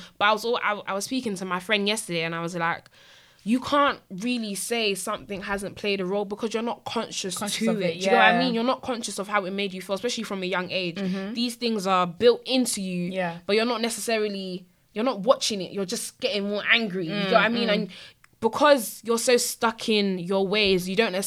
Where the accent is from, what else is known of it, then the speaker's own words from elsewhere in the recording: London, United Kingdom; I was born in London. Camberwell, to be precise